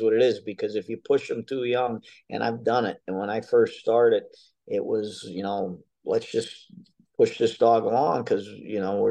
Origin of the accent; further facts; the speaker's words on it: Pennsylvania, United States; also born or lived in North Carolina; I'm from Pennsylvania, as you mentioned, but I spend the winters in North Carolina